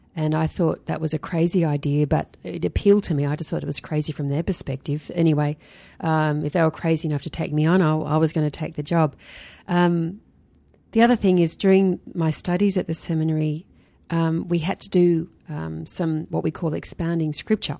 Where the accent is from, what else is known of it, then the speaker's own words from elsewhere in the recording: Sydney, New South Wales, Australia; I grew up in Sydney